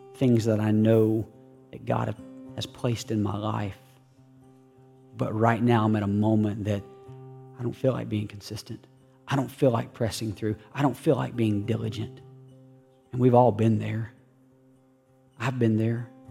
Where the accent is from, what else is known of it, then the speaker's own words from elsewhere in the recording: West Virginia, United States; I am from West Virginia